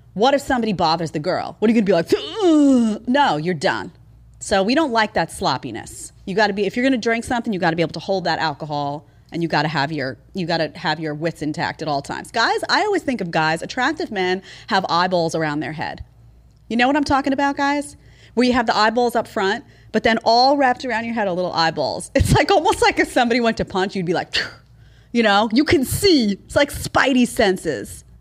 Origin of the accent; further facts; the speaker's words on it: New York, United States; growing up in New York